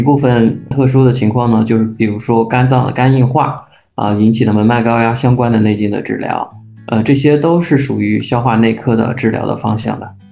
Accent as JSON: {"language": "Chinese", "region": "northern China", "country": "China", "said": "我来自于北方，我还是养成了一个喜欢吃烫的食物的"}